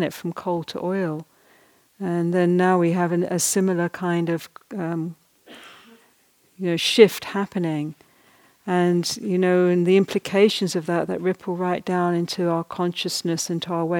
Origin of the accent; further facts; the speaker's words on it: Ireland; I'm basically Irish